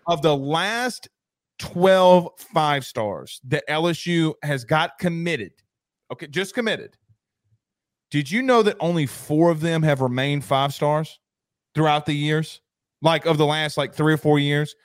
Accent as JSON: {"language": "English", "region": "Georgia", "country": "United States", "said": "I'm from Georgia"}